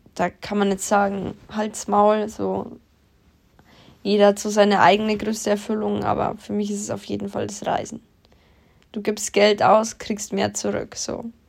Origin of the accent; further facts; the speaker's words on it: Germany; bei uns in Deutschland